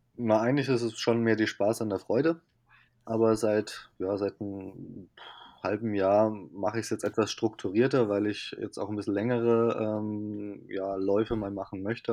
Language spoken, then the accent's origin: German; Rhineland-Palatinate, Germany; moved away as an adult; ich komme ja eigentlich aus Rheinland-Pfalz